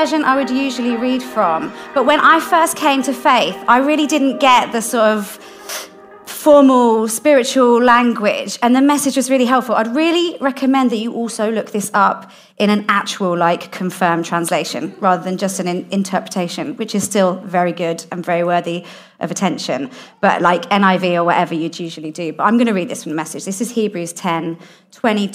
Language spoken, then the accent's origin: English; London, United Kingdom; I grew up in South London